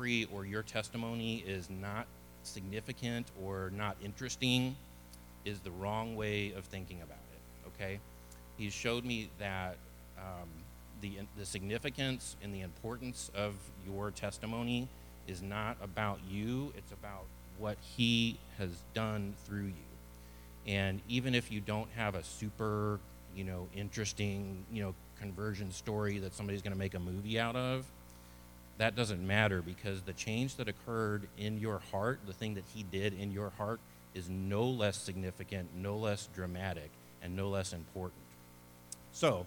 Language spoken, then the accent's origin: English; Edwardsville, Illinois, United States; now in Texas, United States; I was born in a small town in southern Illinois called Edwardsville